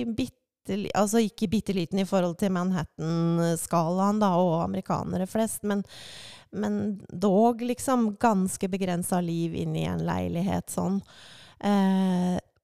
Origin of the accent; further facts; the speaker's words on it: Larvik, Vestfold, Norway; moved away as an adult; also born or lived in Svelvik / New York; now in Drammen, Norway; jeg er fra Larvik